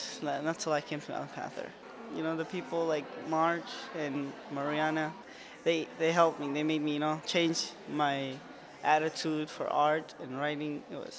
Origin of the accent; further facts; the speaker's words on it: Iraq; moved away; I'm 17 years old. I'm from Iraq.